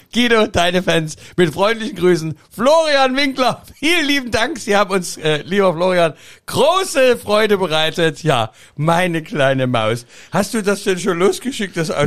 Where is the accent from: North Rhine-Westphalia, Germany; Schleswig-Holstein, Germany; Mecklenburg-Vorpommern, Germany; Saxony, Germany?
Saxony, Germany; accent: Sächsisch (Saxon); das Sächsische von mir